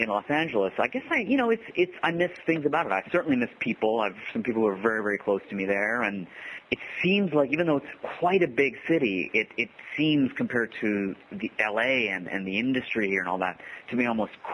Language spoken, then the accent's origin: English; Ottawa, Ontario, Canada; moved away; I grew up in Ottawa